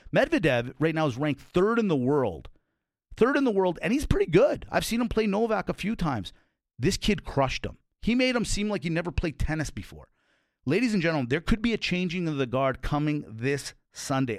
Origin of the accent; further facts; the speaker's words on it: Calgary, Alberta, Canada; I'm born and raised in Calgary